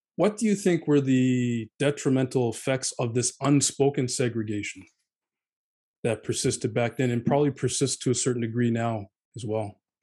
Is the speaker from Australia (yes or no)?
no; Halifax, Nova Scotia, Canada; me and Jay, we grew up in Halifax